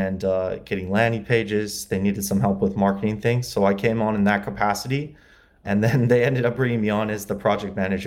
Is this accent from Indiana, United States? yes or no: yes; LaGrange, Indiana, United States; moved away as an adult; also born or lived in Muncie, Indiana; now in Los Angeles, United States; I grew up in Indiana, LaGrange, Indiana. It's near South Bend.